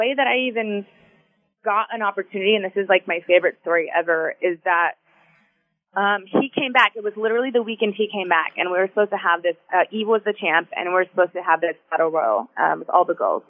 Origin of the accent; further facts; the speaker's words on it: Houston, Texas, United States; moved away as an adult; also born or lived in Tampa / South Florida; my hometown in Houston